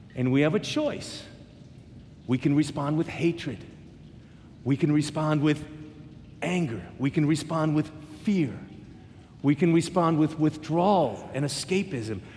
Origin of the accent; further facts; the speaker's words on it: United States; I'm American